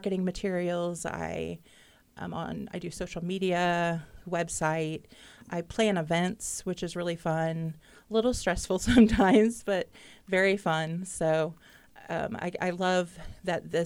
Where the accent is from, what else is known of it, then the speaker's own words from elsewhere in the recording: Muncie, Indiana, United States; also born or lived in Yorktown, Indiana; I grew up in Muncie